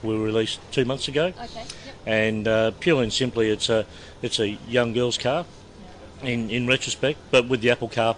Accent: Melbourne, Victoria, Australia; moved away as an adult; now in Perth, Australia; I'm originally born and raised in Melbourne, but moved to Perth

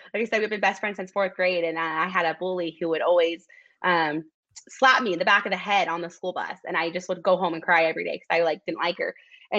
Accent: Salt Lake City, Utah, United States; born or raised there

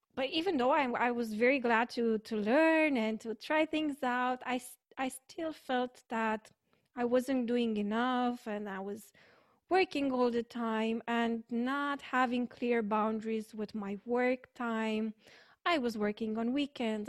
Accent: Romania; I'm from Romania

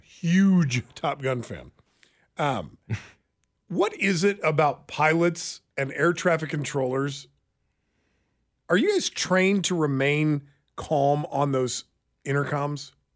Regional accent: Lansing, Kansas, United States; moved away; I lived in Lansing. I graduated from Lansing High School. I drove by those penitentiaries every single day. I have no interest in returning to my hometown

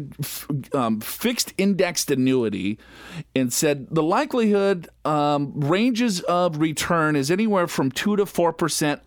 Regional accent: Minnesota, United States; I'm from Minnesota

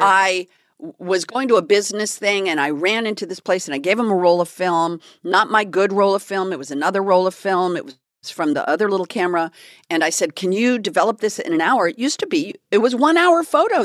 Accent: California, United States; I'm from California

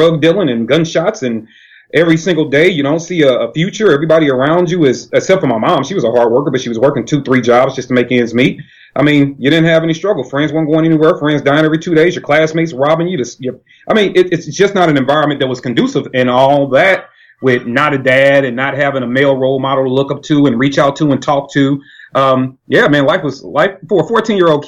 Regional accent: St. Louis, Missouri, United States; I am from St. Louis, Missouri

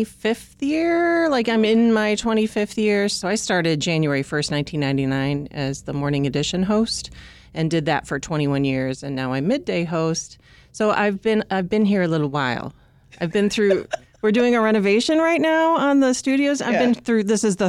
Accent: Illinois, United States; You know, I grew up in the Western suburbs and my dad worked for the Chicago Tribune

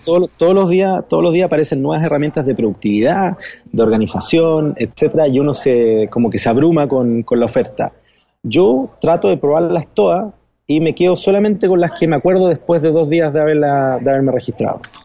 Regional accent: Chile; moved away as an adult; now in New York, United States; en mi país, en Chile

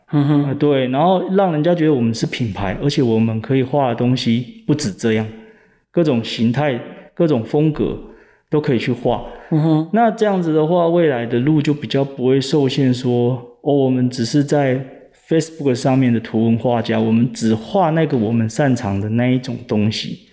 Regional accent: Kaohsiung, Taiwan; moved away; also born or lived in Taichung; 其实我是高雄人，那那时候这个决定创业的时候，我是跑到台中

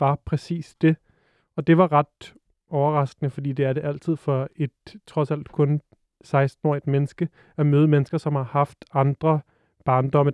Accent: Frederiksberg, Capital Region of Denmark, Denmark; jeg er vokset op på Frederiksberg

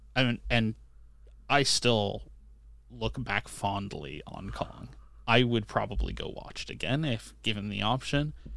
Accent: Canada; I'm Canadian

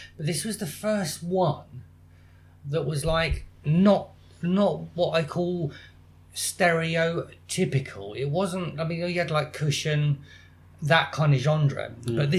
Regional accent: Plymouth, South West England, United Kingdom; I'm from Plymouth.

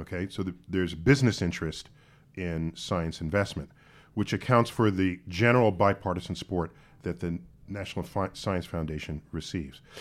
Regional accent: New York City, New York, United States; I grew up in New York City.

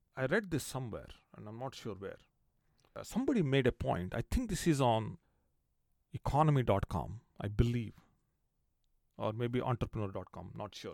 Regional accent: India; growing up in India

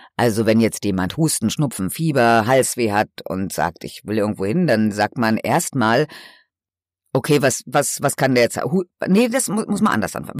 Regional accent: Germany; dass ich hier geboren bin

